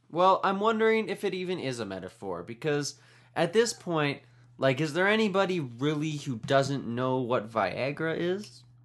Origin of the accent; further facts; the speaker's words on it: Canada; I'm Canadian